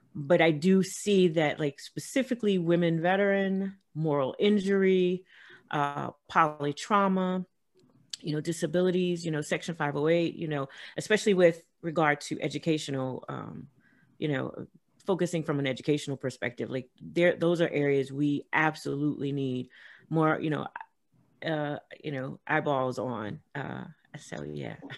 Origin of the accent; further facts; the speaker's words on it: Los Angeles, California, United States; moved away as an adult; also born or lived in rural South; grew up in South Central